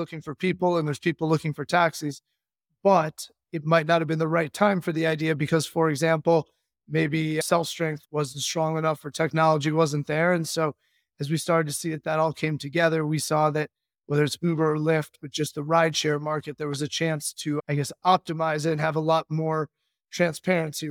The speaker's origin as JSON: {"language": "English", "town": "Chicago", "region": "Illinois", "country": "United States", "moved": "as an adult", "said": "we're from Chicago, went to school out east"}